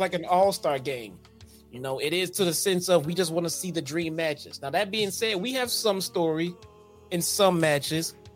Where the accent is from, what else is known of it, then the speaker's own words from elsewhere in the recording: Chicago, Illinois, United States; we're from Chicago. We only order deep dish pizza. That's not what we do here, okay?